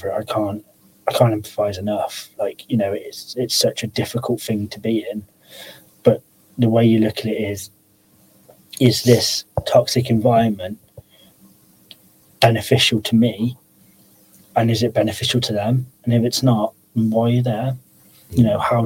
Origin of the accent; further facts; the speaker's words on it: Pershore, West Midlands, United Kingdom; moved away as an adult; now in Telford, United Kingdom; I moved up to Telford from Pershore.